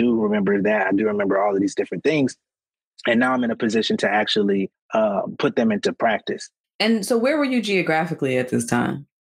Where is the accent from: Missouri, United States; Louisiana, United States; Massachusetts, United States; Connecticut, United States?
Connecticut, United States; born there; also born or lived in Atlanta; even though I was in Atlanta, I was always like heavily inspired by like the East Coast because I was born in Connecticut